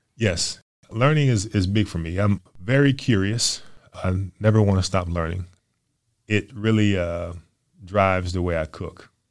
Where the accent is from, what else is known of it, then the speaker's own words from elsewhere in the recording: New Orleans, Louisiana, United States; moved away as an adult; now in Chattanooga, United States; I grew up in New Orleans